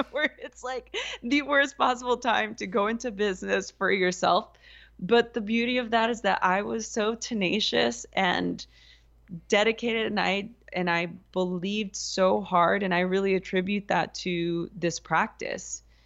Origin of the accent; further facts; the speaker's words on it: Los Angeles, California, United States; I grew up in East Los Angeles during the L A riots